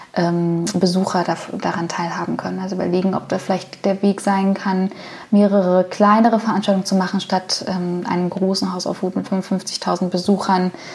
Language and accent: German; Berlin, Germany; ich bin in, in meinem in ostdeutschen Umfeld groß geworden. Also ich bin in, im Osten geboren, aus Berlin geboren.